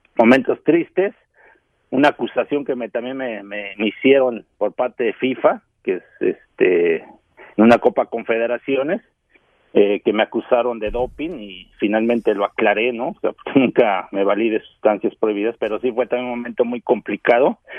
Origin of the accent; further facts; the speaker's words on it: Texcoco, State of Mexico, Mexico; yo soy de Texcoco, Estado de México